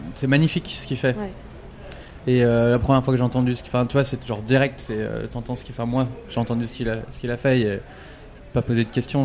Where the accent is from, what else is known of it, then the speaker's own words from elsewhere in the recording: France; je suis français